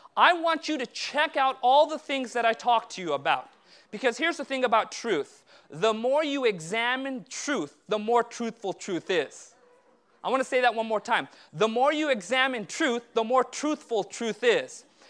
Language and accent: English; Southern California, United States; I was born and raised in Southern California, but my parents immigrated from India a year before I was born.